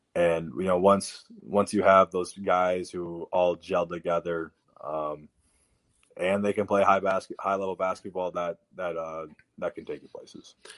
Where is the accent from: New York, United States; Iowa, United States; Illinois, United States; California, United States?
Iowa, United States; we lived in Iowa